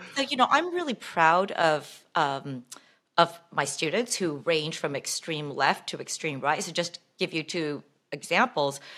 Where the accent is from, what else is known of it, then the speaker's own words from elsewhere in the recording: Bay Area, California, United States; growing up in the Bay Area